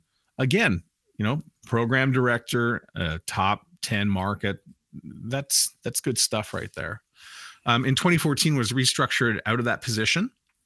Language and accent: English; Montreal, Quebec, Canada; Born and raised in Montreal.